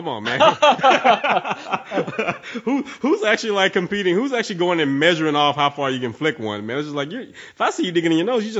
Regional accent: the South, United States; I've been born and raised in the South.

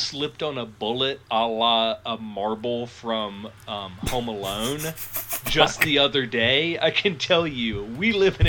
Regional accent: United States; as an American who has watched a non-zero number of hours of rednexploitation, I also hate the country I live in.

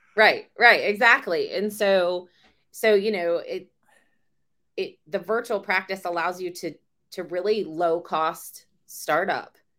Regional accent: Virginia, United States; I'm born and raised in Virginia

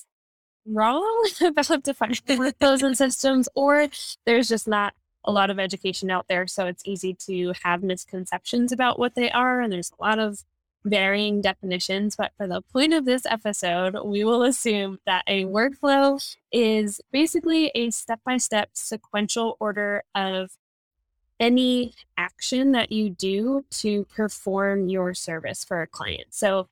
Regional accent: New Jersey, United States; moved away as an adult; I am originally from New Jersey, but me and my husband are RVing around the country

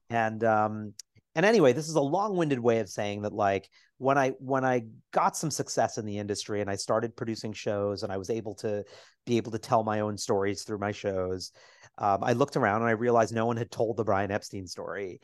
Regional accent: New York City, New York, United States; I grew up on Twelfth and Fourth.

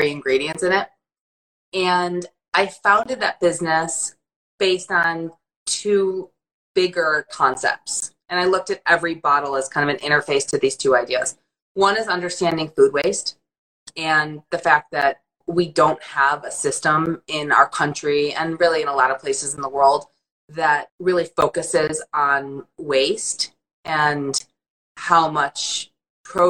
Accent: Detroit, Michigan, United States; moved away as an adult; also born or lived in Saratoga Springs, New York; when I grew up in Detroit and in Michigan in the 90s

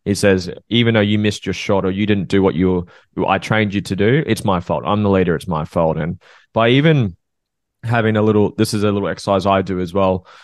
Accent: Norfolk Island; I'm from North Oak Island, which is a small island between Australia and New Zealand

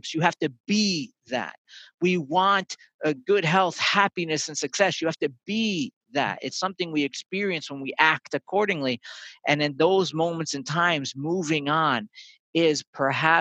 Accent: North Shore of Long Island, New York, United States; I grew up on the North Shore of Long Island.

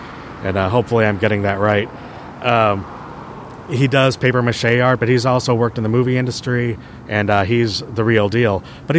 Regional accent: San Diego, California, United States; I grew up in San Diego, so KTLA 5.

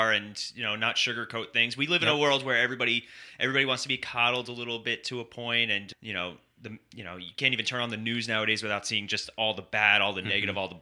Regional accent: New York, United States; we're from New York

